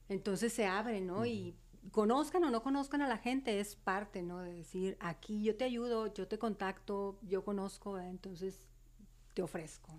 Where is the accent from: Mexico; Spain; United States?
Mexico; Ciudad Juárez, Chihuahua; Yo nací eh, aquí en Juárez, soy juarense, viví y crecí un tiempo en lo que se llama la curva, en el área de la curva. Y cuando tengo los cinco años voy a vivir a la División del Norte. Okay. Yo crecí ahí en la colonia División del Norte.